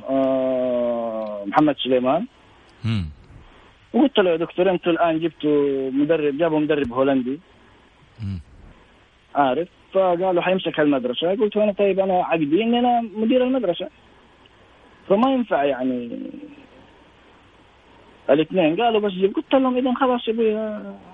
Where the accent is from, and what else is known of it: Saudi Arabia